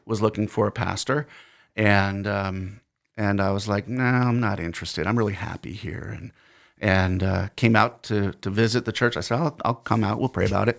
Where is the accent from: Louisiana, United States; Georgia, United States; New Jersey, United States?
New Jersey, United States; accent: New Jersey; now in Fergus Falls, United States; my New Jersey accent